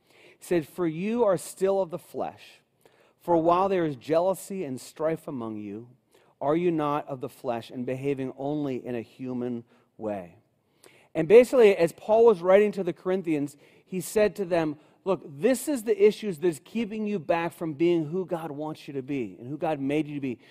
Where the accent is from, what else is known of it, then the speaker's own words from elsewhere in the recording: Cincinnati, Ohio, United States; I grew up in Cincinnati, uh, my whole life